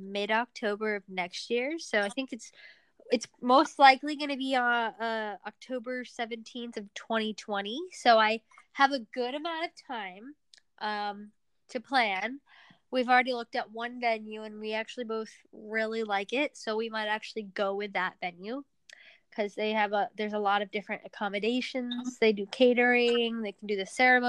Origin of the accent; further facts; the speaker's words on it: Northern Virginia, United States; also born or lived in Pavlodar, Kazakhstan; where we grew up in Northern Virginia